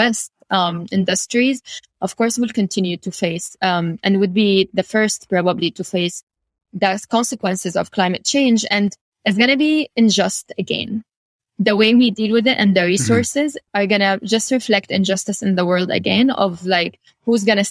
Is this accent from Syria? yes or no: yes; Syria; Russia now is another language we teach it at school, which is very rare because we don't teach other languages usually